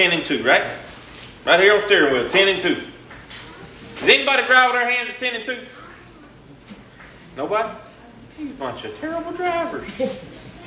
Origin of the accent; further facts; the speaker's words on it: Louisiana, United States; I said, Louisiana